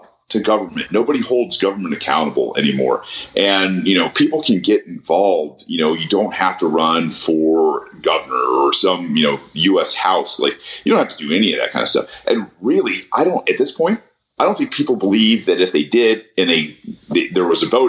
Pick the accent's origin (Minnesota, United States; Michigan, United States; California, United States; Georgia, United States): Georgia, United States; Atlanta area; we went to the same high school